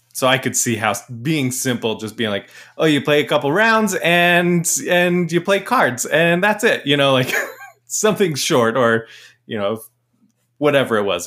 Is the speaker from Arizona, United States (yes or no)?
yes; Mesa, Arizona, United States; moved away; also born or lived in Portland; I was born in Mesa